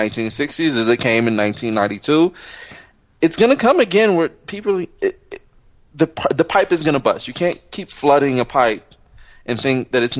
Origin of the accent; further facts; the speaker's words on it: Chicago, Illinois, United States; now in Los Angeles, United States; Motherfucker, I'm from Chicago. They're corrupt as it comes.